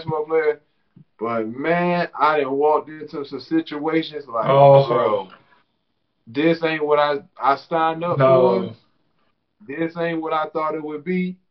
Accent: Riverdale, United States; moved away as an adult; growing up in Riverdale

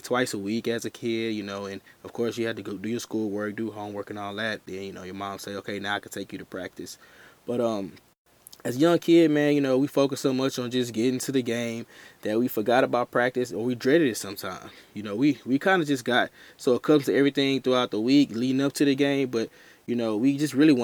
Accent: Houston, Texas, United States; from Houston, Texas

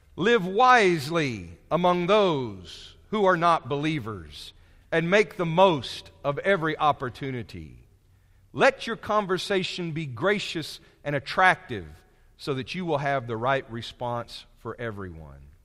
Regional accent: United States; I'm from America

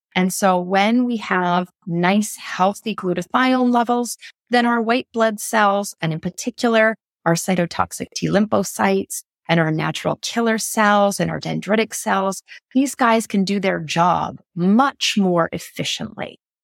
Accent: Canada; I'm from Canada

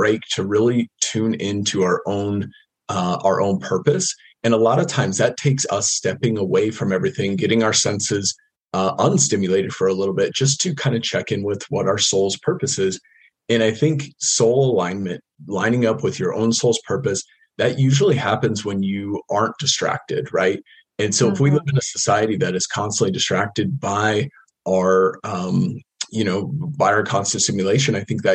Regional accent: United States; I grew up in the States, kind of middle class

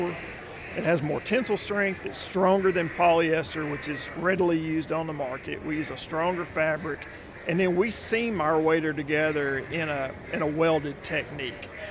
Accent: Texarkana, Arkansas, United States; moved away as an adult; also born or lived in Conway, Arkansas / Little Rock, Arkansas / northwest Mississippi; now in Mississippi, United States; I grew up in Texarkana

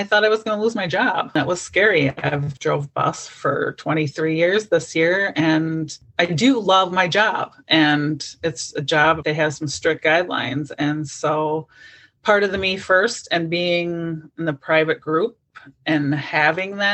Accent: Wisconsin, United States; I'm from Wisconsin

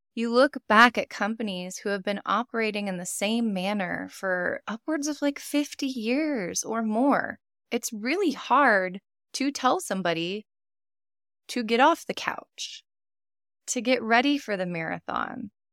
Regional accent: Texas, United States; I'm from Texas, born and raised

